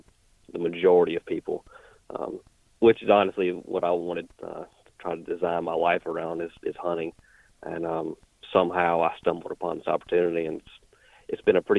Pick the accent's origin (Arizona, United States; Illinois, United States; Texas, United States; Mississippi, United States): Mississippi, United States; So I am from North Mississippi, and I work for a camo company.